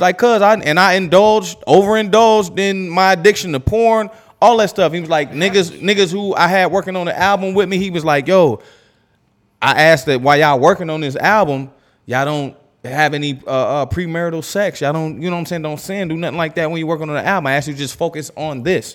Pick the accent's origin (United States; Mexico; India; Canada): United States; Erie, Pennsylvania; I grew up in Erie, bro, in the cut. It's down the street from Pittsburgh